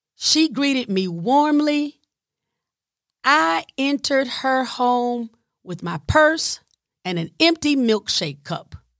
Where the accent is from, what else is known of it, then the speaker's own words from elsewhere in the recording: the South, United States; I'm from the South